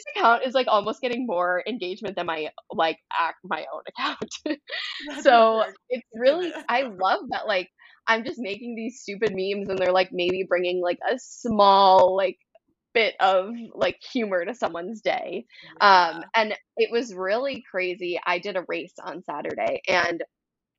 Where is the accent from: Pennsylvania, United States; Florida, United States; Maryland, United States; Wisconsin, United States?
Wisconsin, United States; I'm from Wisconsin